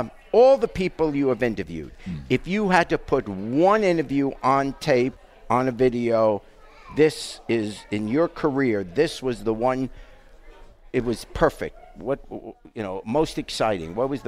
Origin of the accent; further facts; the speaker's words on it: New York, United States; also born or lived in England; back when I was a kid, I grew up in New York